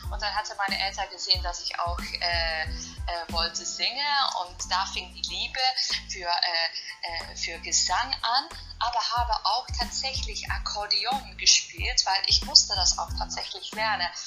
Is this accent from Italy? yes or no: yes; Italy; German is a second language; Und äh, mit Hände und Füße als Italienerin habe ich mich einfach das Deutsch äh, beigebracht.